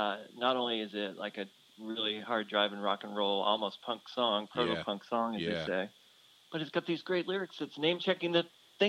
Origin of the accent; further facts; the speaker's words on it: Boston, Massachusetts, United States; But when I was growing up in Boston, in the suburbs of Boston